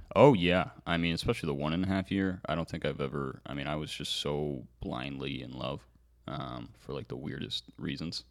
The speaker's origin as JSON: {"language": "English", "region": "California", "country": "United States", "tie": "born or raised there", "moved": "yes", "said": "my home state in California"}